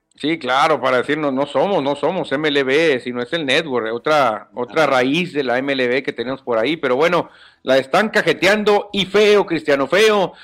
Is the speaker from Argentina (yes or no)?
no; Mexico